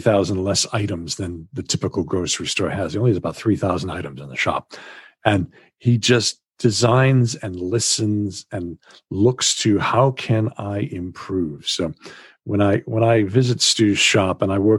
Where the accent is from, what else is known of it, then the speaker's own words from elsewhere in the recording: Massachusetts, United States; moved away as an adult; now in Wales, United Kingdom; I grew up in Massachusetts in the United States